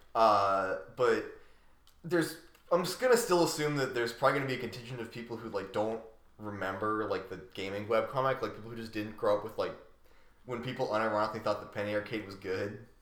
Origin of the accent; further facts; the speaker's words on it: Central Pennsylvania, United States; growing up in Central PA